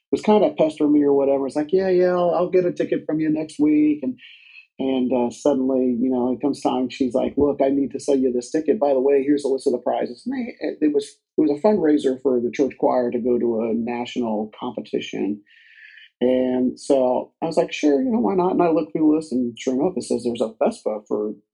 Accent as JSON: {"language": "English", "region": "Southeastern United States", "country": "United States", "tie": "born or raised there", "lives_now": "Dayton, United States", "said": "I grew up an army brat so I lived in a lot of different places, mostly in southeastern United States."}